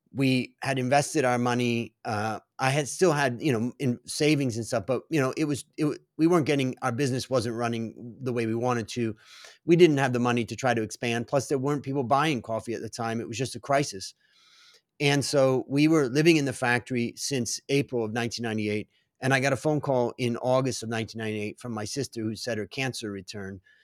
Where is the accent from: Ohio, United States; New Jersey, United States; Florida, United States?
Ohio, United States; Cleveland; now in Bangkok, Thailand; I grew up in Cleveland, Ohio